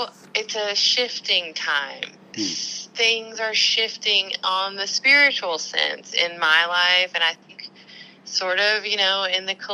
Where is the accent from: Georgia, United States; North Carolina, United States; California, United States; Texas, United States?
North Carolina, United States; Benson; I was raised in the South, if you can't already tell by my accent, in North Carolina, and there was this tiny town that I grew up in called Benson